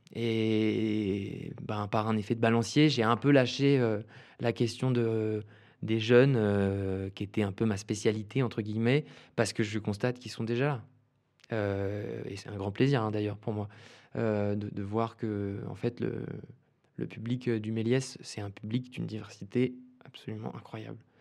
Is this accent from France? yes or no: yes; Bordeaux, Nouvelle-Aquitaine, France; moved away; also born or lived in Sweden / Saint-Denis; je, viens de Bordeaux à l'origine. Euh, j'ai passé une partie de mon enfance là-bas